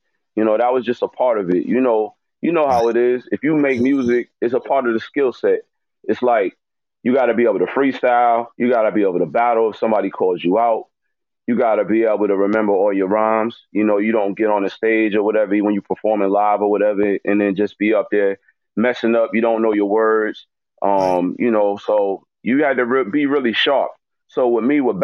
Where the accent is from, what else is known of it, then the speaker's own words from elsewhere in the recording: Poughkeepsie, New York, United States; also born or lived in Toledo, Ohio / Houston; I grew up in Poughkeepsie, New York, Power Kingdom, you know, the 845 area.